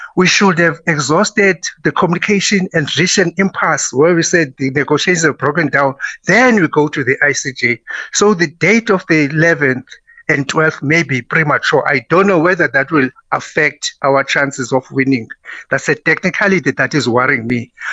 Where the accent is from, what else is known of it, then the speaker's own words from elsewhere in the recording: South Africa; I'm proud of being a South African